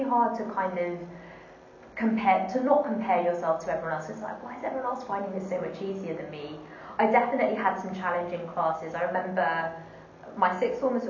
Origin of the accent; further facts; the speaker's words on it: Wembley, London, United Kingdom; where I grew up in Wembley